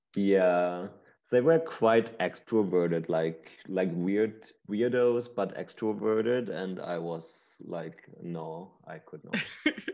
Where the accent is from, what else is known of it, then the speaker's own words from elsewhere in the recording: Berlin, Germany; growing up in Berlin, um, I'm born and raised here, still here